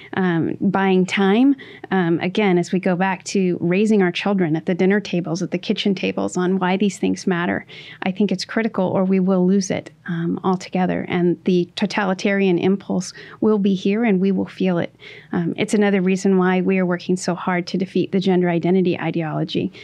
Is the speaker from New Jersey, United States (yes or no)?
no; Washington, United States; my home state of Washington